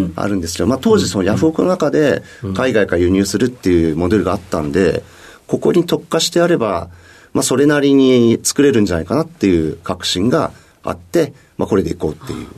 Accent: Mito, Ibaraki, Japan; 茨城県水戸市になります。

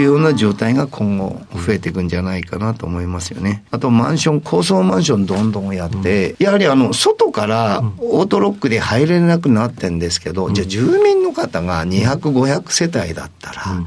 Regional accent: Higashi, Fukushima, Japan; moved away as an adult; also born or lived in Kanagawa; 福島県西白川郡東村、はいまあ、村の 人口が6000人ぐらいな地区で生まれました

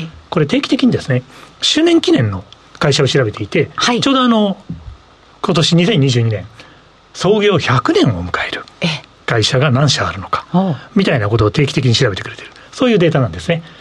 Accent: Nagoya, Aichi, Japan; 名古屋人なんで

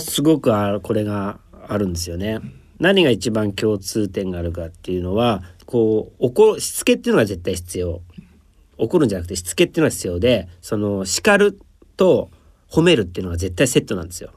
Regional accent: Nagano, Japan; moved away; もう僕ら長野県の山の中で育ったんでもう動物が友達ですよ

